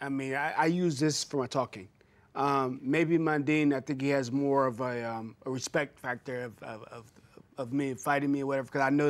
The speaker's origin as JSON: {"language": "English", "town": "Pomona", "region": "California", "country": "United States", "tie": "born or raised there", "said": "I grew up in, I narrowed down to L.A., pretty much L.A. County, Pomona, California."}